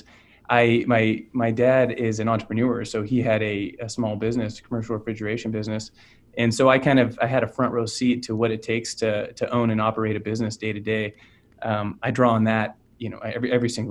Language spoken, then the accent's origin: English; Orangevale, California, United States; So I grew up in California in a small town called Orangevale, which is outside of Sacramento.